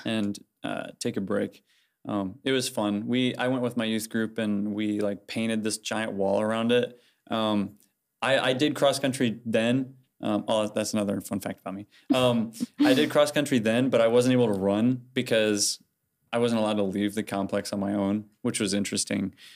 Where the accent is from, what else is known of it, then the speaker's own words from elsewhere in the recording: Fort Wayne, Indiana, United States; I'm from Fort Wayne, um, and I, my home church is Broadway Christian